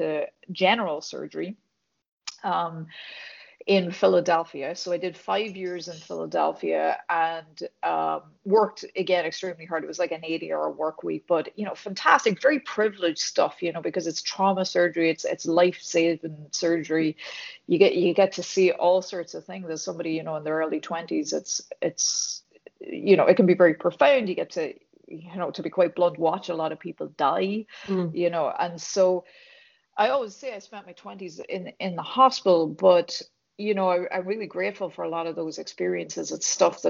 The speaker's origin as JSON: {"language": "English", "country": "Ireland", "tie": "born or raised there", "also_born_or_lived": "Dublin", "accent": "Irish", "moved": "as an adult", "lives_now": "United States", "said": "I was born and raised in Ireland"}